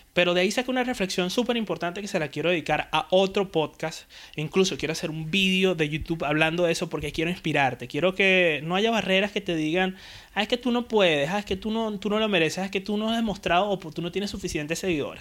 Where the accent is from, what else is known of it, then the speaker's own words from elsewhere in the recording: Puerto La Cruz, Anzoátegui, Venezuela; moved away as an adult; now in Spain; Yo vengo de Puerto de la Cruz, de mm, Venezuela, eh, soy venezolano